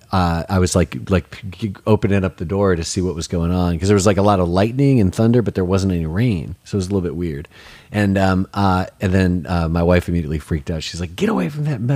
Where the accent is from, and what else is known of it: Detroit, Michigan, United States; now in Nashville, United States